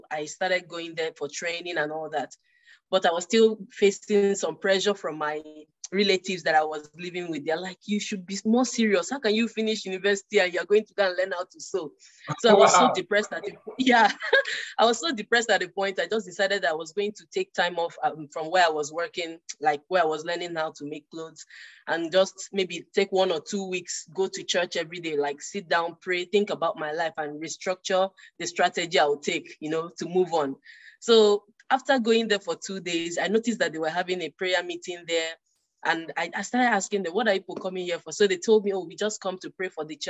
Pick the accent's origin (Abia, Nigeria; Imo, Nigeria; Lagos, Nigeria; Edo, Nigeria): Imo, Nigeria; Owerri; moved away as an adult; also born or lived in Calabar, Nigeria; now in Canada; I'm from Imo State, Owerri in Imo State, Nigeria